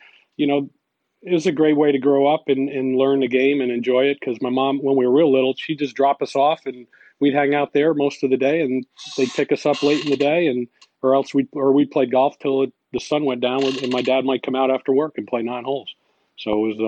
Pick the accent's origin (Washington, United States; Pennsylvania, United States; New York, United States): New York, United States; Guilderland; I grew up in Gilderland, New York. It's just right outside of Albany, New York